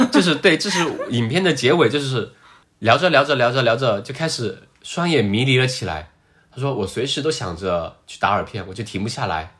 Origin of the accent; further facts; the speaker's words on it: China; 我们中国人讲究四个字